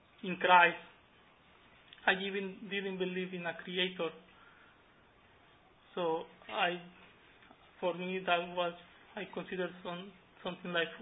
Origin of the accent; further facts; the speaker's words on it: Pacific coast of Mexico, Mexico; moved away; I grew up in Mexico, in the Pacific coast of Mexico, in a farm with my parents